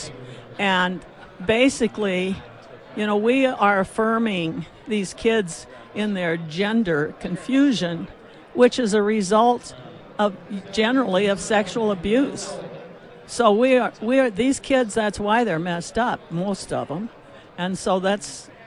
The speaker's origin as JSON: {"language": "English", "region": "Nebraska", "country": "United States", "moved": "yes", "lives_now": "South Dakota, United States", "said": "I'm an immigrant from Nebraska."}